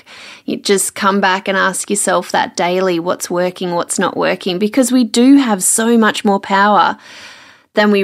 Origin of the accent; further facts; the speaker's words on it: Melbourne, Victoria, Australia; moved away as an adult; also born or lived in Sydney; now in Brisbane, Australia; So I grew up in Melbourne, spent 5 years in Sydney, and now it's almost 3.5 years in Brisbane